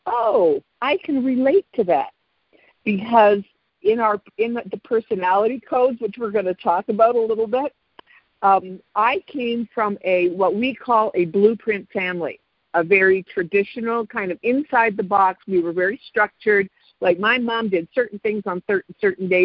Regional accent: Canada; moved away as an adult; also born or lived in Chicago area, United States; now in Chicago, United States; I am originally Canadian

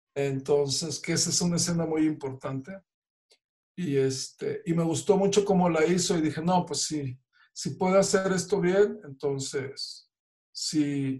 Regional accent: Reynosa, Tamaulipas, Mexico; somos paisanos de Reynosa.

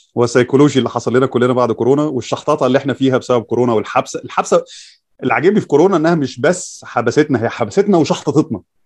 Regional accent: Egypt; احنا عندنا في مصر

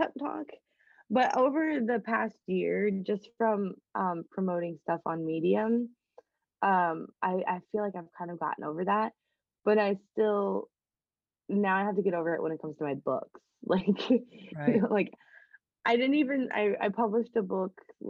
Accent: Midwest, United States; since we're both from the Midwest

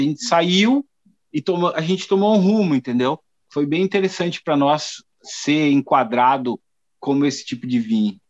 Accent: Garibaldi, Rio Grande do Sul, Brazil; also born or lived in Porto Alegre; eu sou natural de Porto Alegre, né? Eu vim para Garibaldi muito pequeno

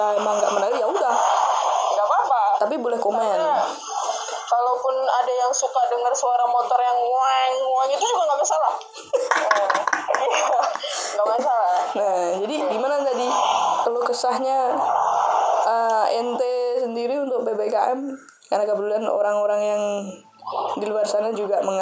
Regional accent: Java, Indonesia; Saya orang Jawa.

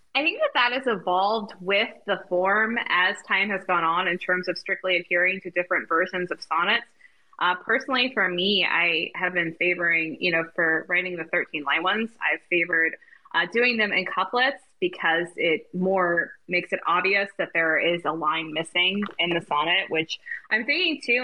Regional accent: United States; I'm dropping the American as an American

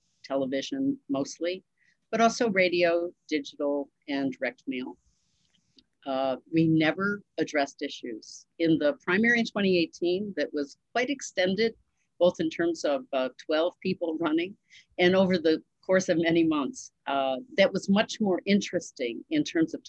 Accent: Western New York, United States; also born or lived in Southern Tier and Finger Lakes, New York; I grew up in Western New York

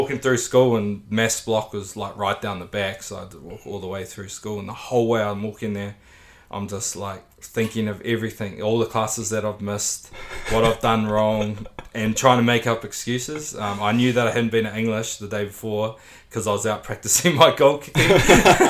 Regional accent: Morrinsville, Waikato, New Zealand; also born or lived in Hamilton / Japan; I grew up in Morrinsville. I went to high school in Hamilton, at Hamilton Boys High.

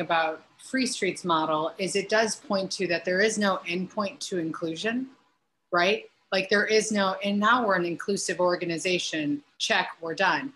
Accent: Hobart, Indiana, United States; now in Chicago, United States; my hometown of Hobart, like there's some in the Northwest Indiana area

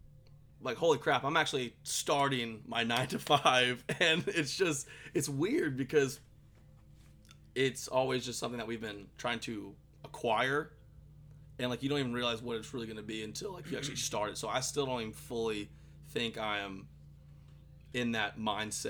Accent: Athens, Georgia, United States; I'm from Athens, like I said, went to school here in Athens.

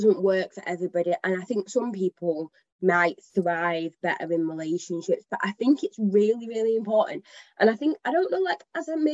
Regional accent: Manchester, North West England, United Kingdom; I'm from Manchester, like I've grown up here

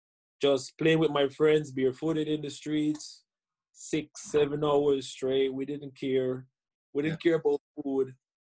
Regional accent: Jamaica; I started out as a young kid just, you know, watching the game on TV, because in Jamaica we're

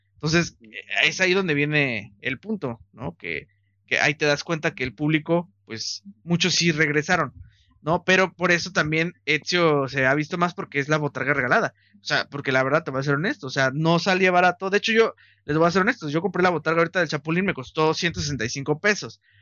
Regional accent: Mexico; somos mexicanos

